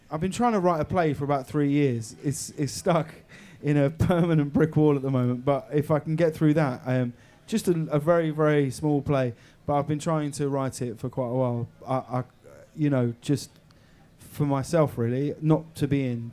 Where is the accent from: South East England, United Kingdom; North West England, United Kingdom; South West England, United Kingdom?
South East England, United Kingdom; High Wycombe; I'm from Holmer Green Upper School in High Wycombe